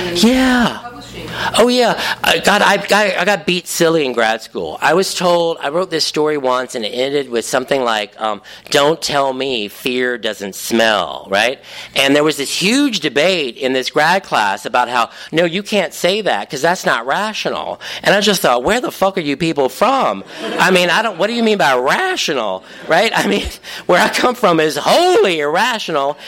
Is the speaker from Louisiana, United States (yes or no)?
yes; Cajun, Louisiana, United States; I am Cajun